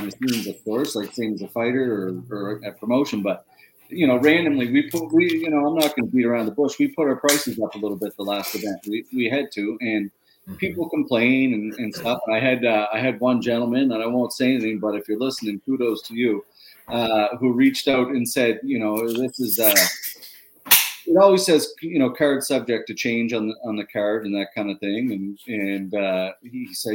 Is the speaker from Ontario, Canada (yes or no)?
no; Pictou, Nova Scotia, Canada; growing up in Little Pictou